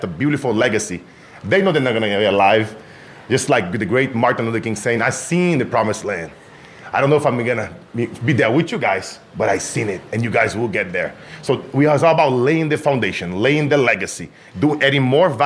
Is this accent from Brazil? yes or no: yes; Brazil; moved away; I grew up in Brazil